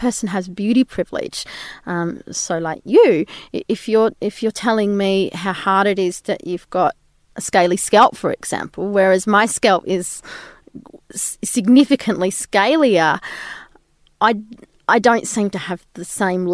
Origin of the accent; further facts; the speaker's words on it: outside of Albury, New South Wales, Australia; I grew up outside of Albury, even in a town that was 500 people, and then we moved to a town that was 200 people.